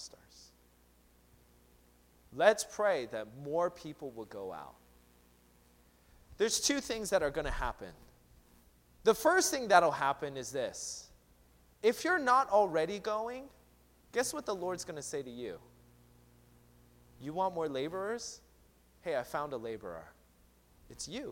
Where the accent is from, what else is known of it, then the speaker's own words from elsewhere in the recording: Seattle, Washington, United States; moved away; I'm from Seattle